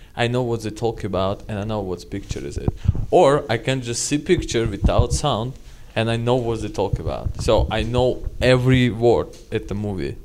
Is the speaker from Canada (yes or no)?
no; Magnitogorsk, Chelyabinsk Oblast, Russia; English is a second language; moved away as an adult; now in United States; I'm from Ural Mountains. Uh, it's like Magnitogorsk